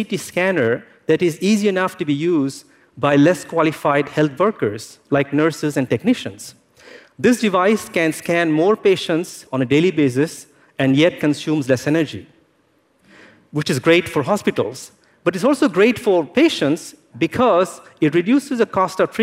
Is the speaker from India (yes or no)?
yes; India; also born or lived in France; now in United States; an Indian-born French national who lives in the United States